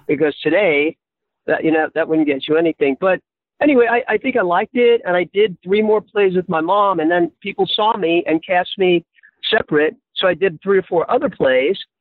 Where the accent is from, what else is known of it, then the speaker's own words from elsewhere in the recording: New York City, New York, United States; now in California, United States; I was born and raised in New York City in Hell's Kitchen uh, on the west side.